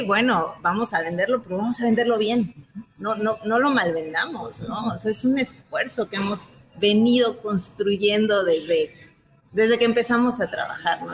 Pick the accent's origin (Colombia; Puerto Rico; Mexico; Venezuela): Mexico; como mexicanos